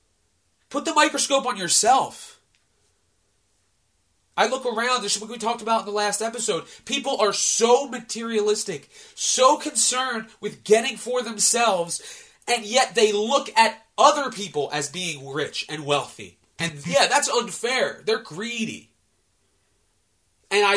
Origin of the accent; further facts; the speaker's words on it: United States; as an American